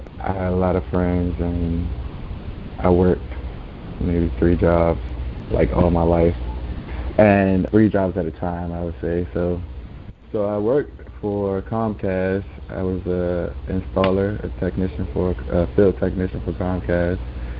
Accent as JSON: {"language": "English", "town": "Calvert County", "region": "Maryland", "country": "United States", "tie": "born or raised there", "also_born_or_lived": "Washington, D.C.", "said": "So I moved from Washington, D.C. to stay with my aunt in Calvert County, me and my 2 brothers."}